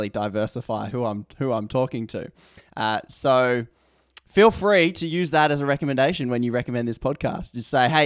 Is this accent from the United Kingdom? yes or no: no; Australia; I'm Australian. I live in Australia.